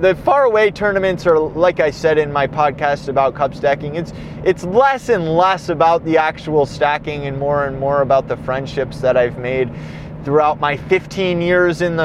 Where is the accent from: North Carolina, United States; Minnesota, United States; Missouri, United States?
Minnesota, United States; my state, my neck of the woods